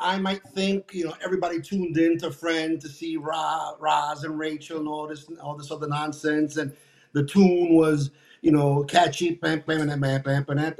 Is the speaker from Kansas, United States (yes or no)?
no; New York City, New York, United States; I was born and raised in Brooklyn